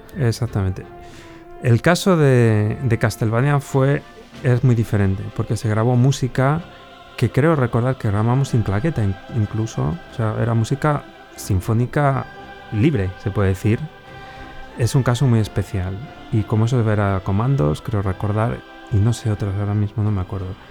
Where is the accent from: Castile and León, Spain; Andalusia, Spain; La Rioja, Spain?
Castile and León, Spain; Valladolid; moved away as an adult; also born or lived in Slovakia; now in Bratislava, Slovakia; yo soy de aquí de Valladolid, nací aquí en Valladolid, siempre he vivido muy cerquita de donde estamos ahora